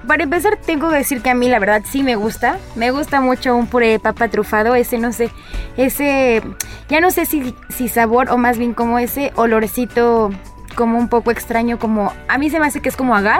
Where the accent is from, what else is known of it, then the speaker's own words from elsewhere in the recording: Mexico; como mexicana